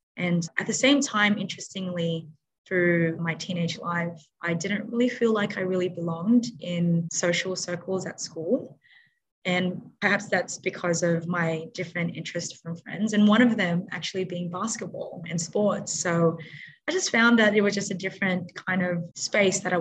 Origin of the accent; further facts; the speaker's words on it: Sydney, New South Wales, Australia; also born or lived in Philippines; I grew up in Western Sydney. My parents moved to Australia when I was one.